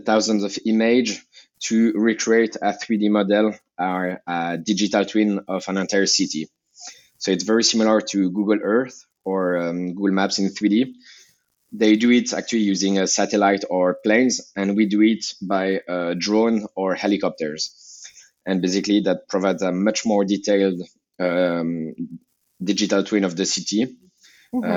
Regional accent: Geneva, Switzerland; English is a second language; also born or lived in Lausanne / Hong Kong; I grew up in Geneva. And then in Lausanne

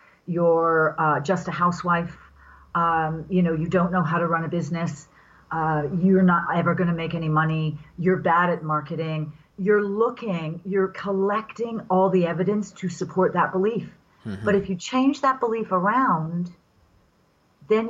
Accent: England, United Kingdom; I was raised in England after the Second World War by parents who lived through the Second World War

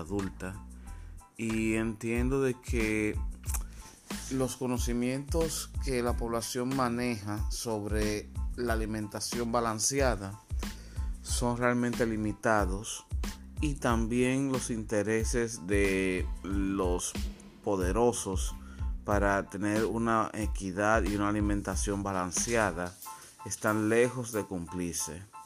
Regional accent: Dominican Republic; soy dominicano, así que este programa es desde República Dominicana

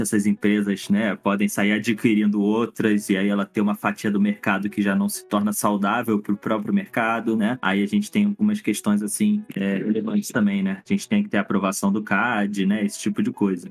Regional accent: Brazil; first language Portuguese; eu sou brasileiro é, e minha língua mãe é o português

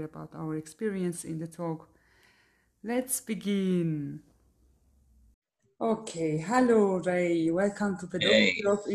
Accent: Eastern Anatolia, Turkey; English is a second language; moved away as an adult; now in Germany; I am born to a Kurdish family in Eastern Turkey, where the majority of the population are Kurdish

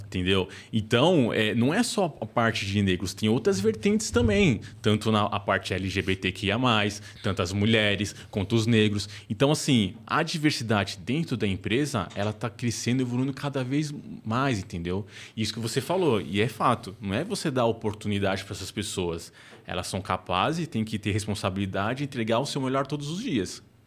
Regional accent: São Paulo, Brazil; periferia de São Paulo, que era é um lugar mais pobre, e eu via uma oportunidade, cara, é onde eu cresci

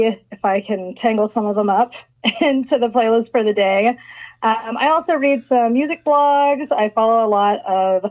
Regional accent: Nashville, Tennessee, United States; I grew up in Nashville, Tennessee

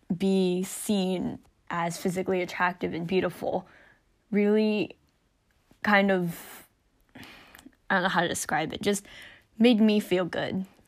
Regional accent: United States; I'm not Korean, I'm Chinese American

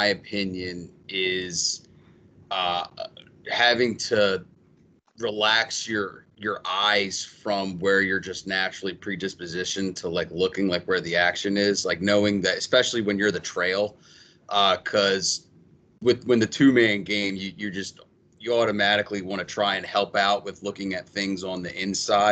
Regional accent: Baltimore, Maryland, United States; also born or lived in Pennsylvania; I'm from Baltimore area. I went to Mount St. Joe

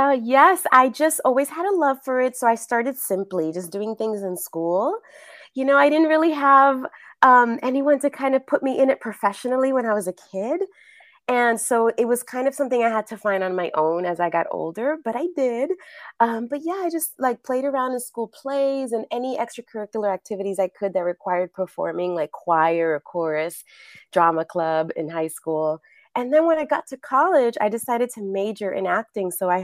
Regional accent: New York, United States; now in Los Angeles, United States; I'm originally from New York, been living in LA a really long time.

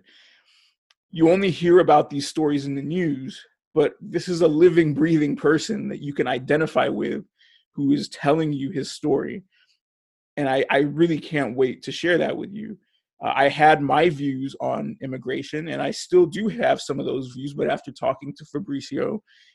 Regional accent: Hawthorne, California, United States; I was born and raised in Hawthorne, California

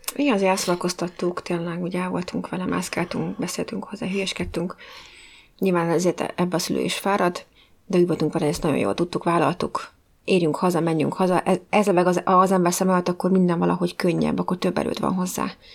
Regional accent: Budapest, Hungary; moved away; mindenketten ugye hát budapestiek vagyunk, és vannak olyan részei, amiket tényleg csak úgy mi ismerünk, hogy ahol felnőttünk.

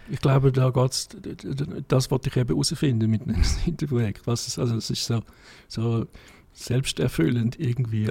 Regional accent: Davos, Graubünden, Switzerland; moved away; also born or lived in Zurich; ich bin in Davos aufgewachsen

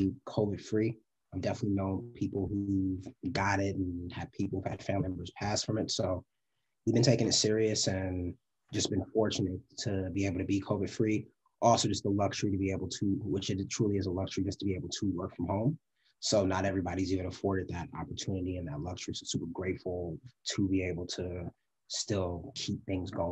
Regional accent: New York, United States; moved away as an adult; now in Los Angeles, United States; Grew up in Harlem, but moved around too a little bit

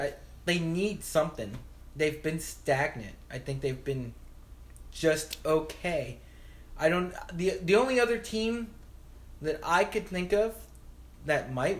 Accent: Florida, United States; moved away; I grew up in Florida, so no. All right. Actually, where I grew up, it was a good mixture

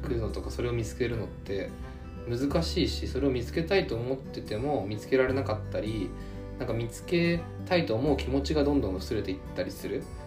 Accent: Japan; born or raised there

